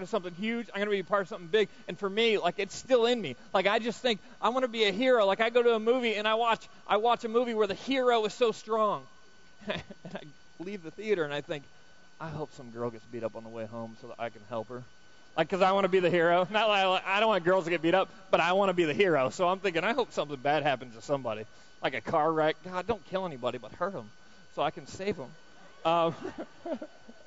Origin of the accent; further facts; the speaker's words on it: United States; we're from America